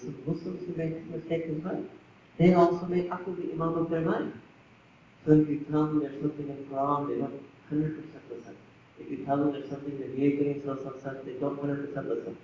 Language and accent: English; New York, United States; I was born in New York